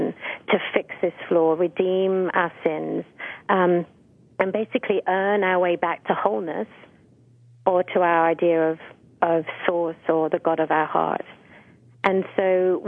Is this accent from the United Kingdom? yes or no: yes; Essex, East of England, United Kingdom; I grew up outside of London in a really pretty area in Essex